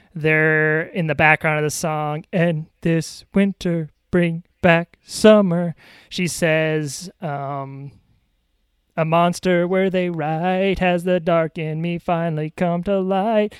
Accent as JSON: {"language": "English", "region": "New York", "country": "United States", "said": "as a New Yorker"}